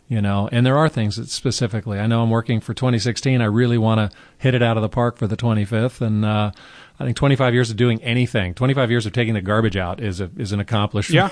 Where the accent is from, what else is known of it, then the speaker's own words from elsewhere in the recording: Carmel, California, United States; I grew up in Carmel, California